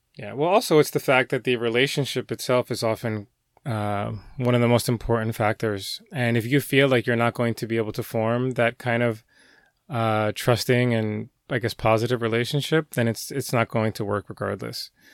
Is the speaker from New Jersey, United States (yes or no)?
yes; Elizabeth, New Jersey, United States; moved away as an adult; now in New York, United States; I grew up in Jersey for most of my life. Um, in fact, Elizabeth